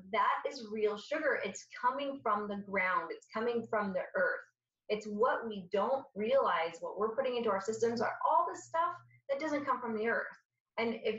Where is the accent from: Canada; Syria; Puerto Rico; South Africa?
Syria; now in United States; I'm Syrian, so I'm from the Mediterranean.